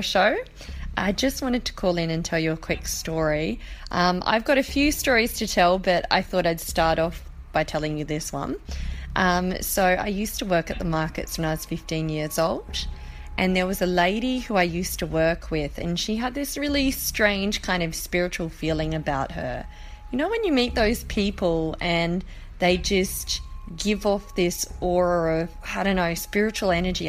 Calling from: Sydney, New South Wales, Australia; I'm calling from Sydney, Australia

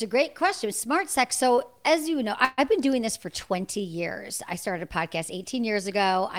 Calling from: Santa Monica, California, United States; I'm in Los Angeles. I'm in Santa Monica, California, to be specific.

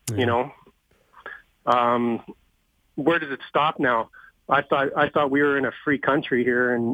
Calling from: Red Deer, Alberta, Canada; also born or lived in Vancouver Island, Canada; Um, I'm from Red Deer. Listen to your show every day. It's great.

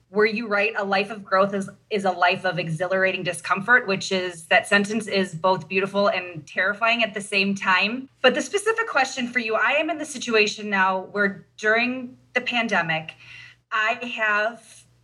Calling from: Racine, Wisconsin, United States; Right now, I'm in Racine, Wisconsin. I'm at work. I'm a pediatrician, um, but I live in Gurnee, Illinois.

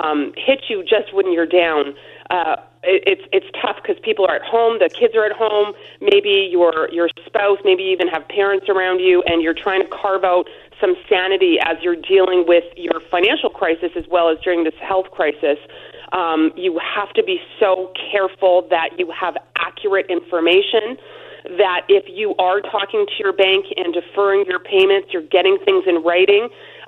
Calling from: Alberta, Canada; I'm calling you from Alberta today.

